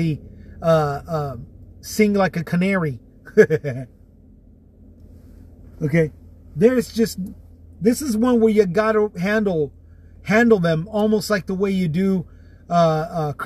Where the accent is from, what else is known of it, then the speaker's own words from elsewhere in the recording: Texas, United States; from my home state of Texas